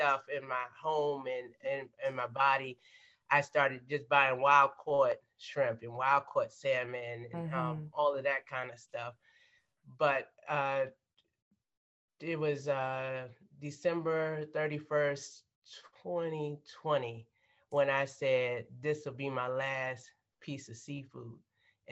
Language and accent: English; Maryland, United States; we grew up in Maryland.